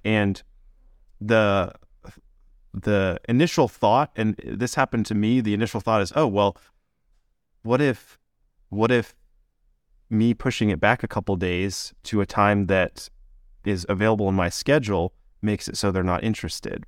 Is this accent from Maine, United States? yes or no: yes; Maine, United States; I grew up in Maine